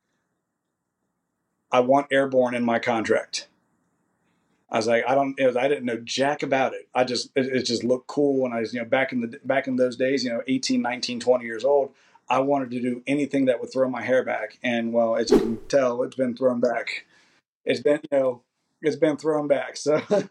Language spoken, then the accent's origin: English; Kentucky, United States; moved away as an adult; I had nothing, and I do mean nothing, there for me in Kentucky besides my family